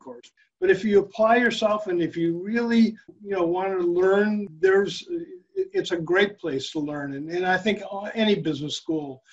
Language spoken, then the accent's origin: English; Chicago, Illinois, United States; I grew up in Chicago